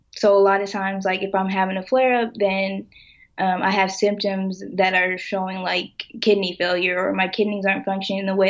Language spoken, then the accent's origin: English; Lawton, Oklahoma, United States; I'm originally from Lawton, Oklahoma